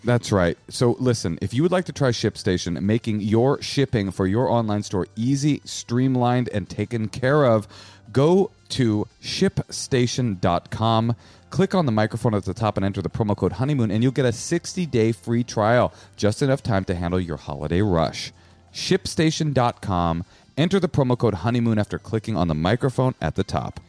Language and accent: English; Bay Area, California, United States; I'm from the Bay Area, too